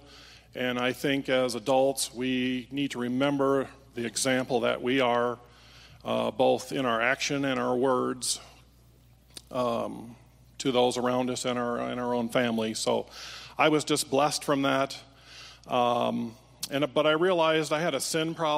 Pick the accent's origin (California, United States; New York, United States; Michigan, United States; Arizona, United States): Michigan, United States; Holland; moved away; I was raised in Holland, Michigan, part of the Dutch community there.